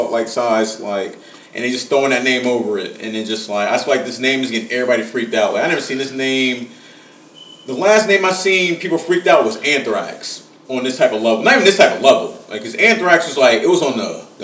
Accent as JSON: {"language": "English", "town": "Cincinnati", "region": "Ohio", "country": "United States", "said": "We're just from Cincinnati"}